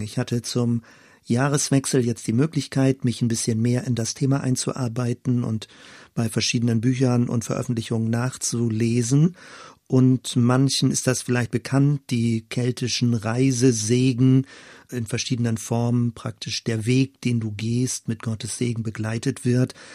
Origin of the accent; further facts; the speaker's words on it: western Germany, Germany; als Kind war ich in einer der letzten verbliebenen Elem-Gemeinden in Westdeutschland